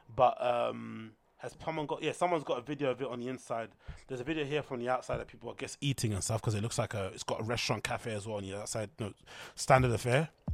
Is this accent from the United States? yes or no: no; United Kingdom; As a Brit